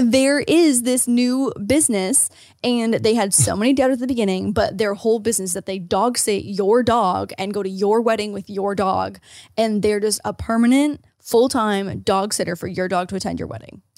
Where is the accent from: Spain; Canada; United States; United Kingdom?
Canada; Ontario; As an Ontarian